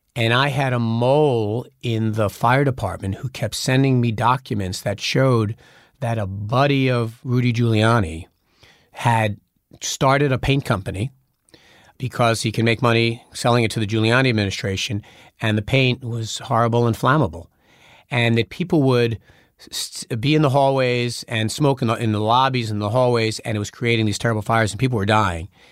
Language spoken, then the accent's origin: English; New York, United States; I was just being a New Yorker